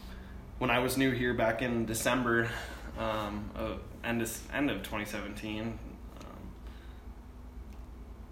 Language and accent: English; southeastern South Dakota, United States; moved away as an adult; now in Fort Collins, United States; I'm from a bigger town than Isaac, but southeastern South Dakota